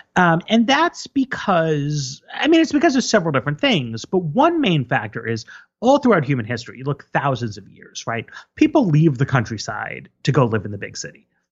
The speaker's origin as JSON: {"language": "English", "region": "New York", "country": "United States", "tie": "born or raised there", "first_language": "English", "said": "I grew up in New York, which is a very immigrant-heavy city"}